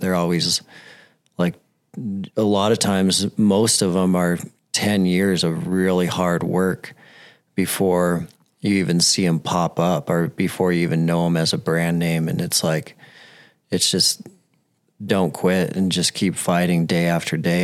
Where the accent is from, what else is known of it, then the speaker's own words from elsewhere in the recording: Billings, Montana, United States; I'm from Billings. I grew up in Billings, and no one wants to move to Billings.